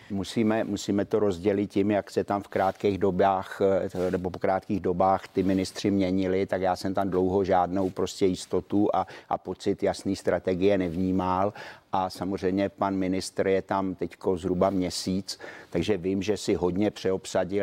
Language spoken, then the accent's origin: Czech; Czechia; hrdý, že jsem Čech